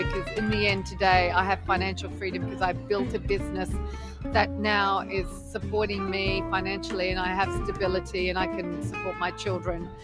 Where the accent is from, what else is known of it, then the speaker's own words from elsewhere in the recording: Australia; also born or lived in Lebanon; we migrated when I was 5, and I grew up all my life in Australia.